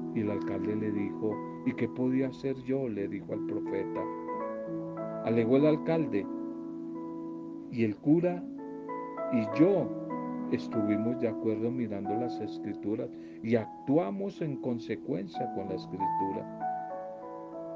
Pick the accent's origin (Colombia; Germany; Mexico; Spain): Colombia; en nuestro país Colombia